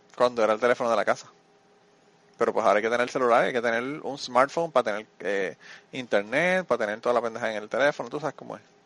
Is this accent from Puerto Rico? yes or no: yes; Puerto Rico; de mi pueblo a San Juan